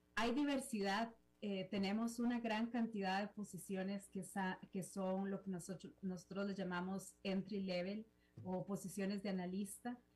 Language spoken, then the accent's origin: Spanish; Costa Rica; como costarricense